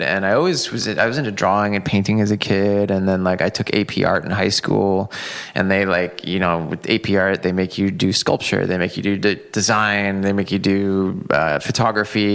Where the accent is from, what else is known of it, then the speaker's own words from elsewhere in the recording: Seattle, Washington, United States; moved away; born and raised in Seattle.